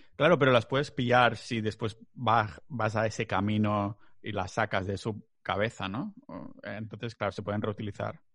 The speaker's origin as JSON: {"language": "Spanish", "region": "Catalonia", "country": "Spain", "said": "soy muy catalán"}